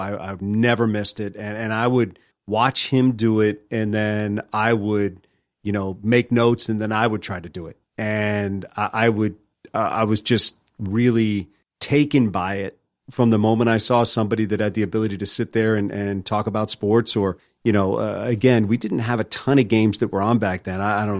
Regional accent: Virginia, United States; also born or lived in Washington, D.C. / Maryland; I grew up in mostly in Virginia outside of D.C., born in D.C., lived in Maryland, then grew up in Virginia.

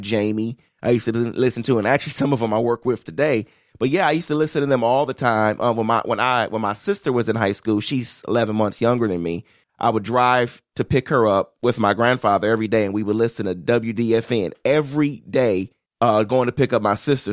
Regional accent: Detroit, Michigan, United States; I was raised in Detroit

